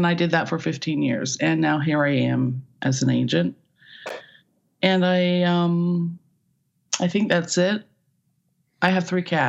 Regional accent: Ohio, United States; accent: Midwestern; moved away; also born or lived in Kansas City, Missouri; I was born in Kansas City, Missouri. My family moved to Ohio when I was 2.

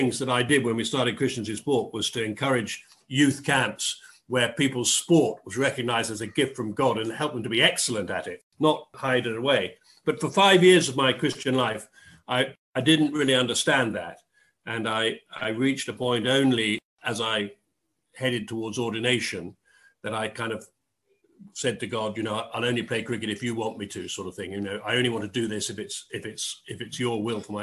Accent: Dorset, South West England, United Kingdom; moved away as an adult; also born or lived in Oxford / London; I grew up in Dorset

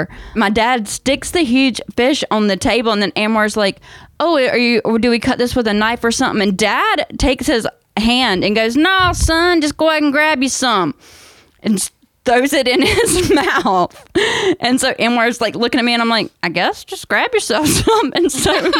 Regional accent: North Carolina, United States; I grew up in North Carolina

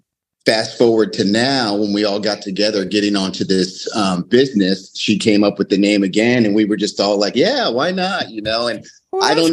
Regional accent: Florida, United States; now in South Carolina, United States; I'm actually from Florida, but I live in South Carolina now

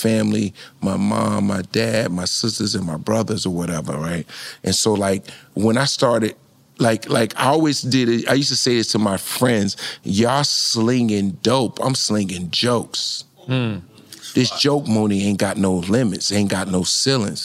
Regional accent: Newark, New Jersey, United States; I'm from Newark, New Jersey

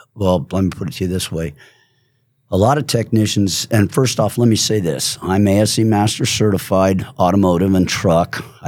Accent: California, United States; But see, I'm from California, so I got to be politically correct.

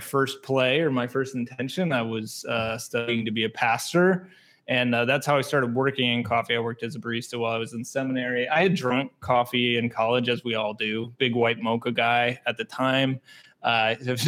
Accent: North Texas, United States; moved away as an adult; also born or lived in Wisconsin; now in Milwaukee, United States; Growing up in North Texas, there's not really specialty coffee

